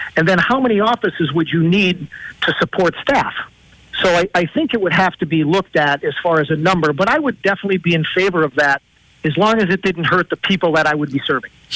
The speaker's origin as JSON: {"language": "English", "town": "Peckville", "region": "Pennsylvania", "country": "United States", "tie": "born or raised there", "also_born_or_lived": "Jessup, Pennsylvania", "said": "I was born and raised in Peckville"}